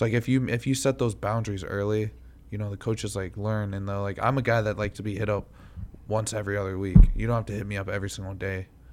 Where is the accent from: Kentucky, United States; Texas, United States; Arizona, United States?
Kentucky, United States; moved away; also born or lived in Connecticut; we're originally from Kentucky